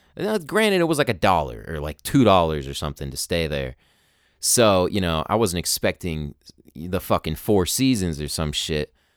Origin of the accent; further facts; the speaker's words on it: United States; us people born in America